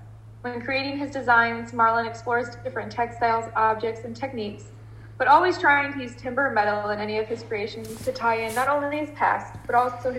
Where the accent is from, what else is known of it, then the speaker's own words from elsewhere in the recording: outside St. Louis, Missouri, United States; now in New Orleans, United States; I'm originally from outside St. Louis, Missouri